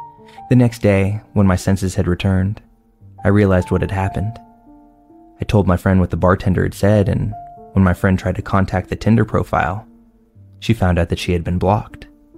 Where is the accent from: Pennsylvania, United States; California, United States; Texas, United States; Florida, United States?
Florida, United States; Tampa; I'm from the Tampa, St. Petersburg area of Florida